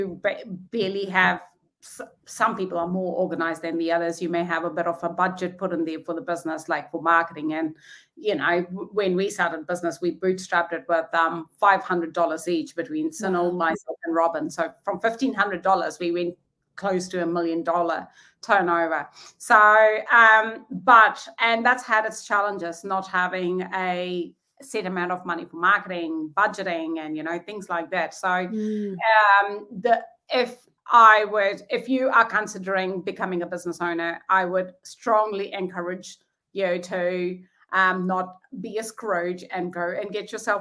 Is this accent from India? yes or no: yes; India; moved away as an adult; also born or lived in Te Awamutu, New Zealand; now in Taupo, New Zealand; Growing up in India